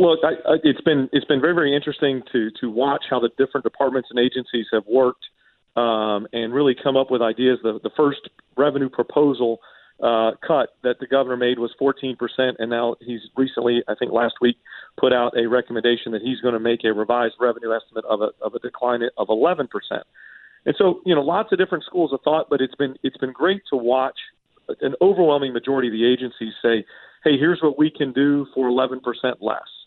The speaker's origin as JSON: {"language": "English", "town": "Alpharetta", "region": "Georgia", "country": "United States", "tie": "born or raised there", "said": "I grew up in Alpharetta"}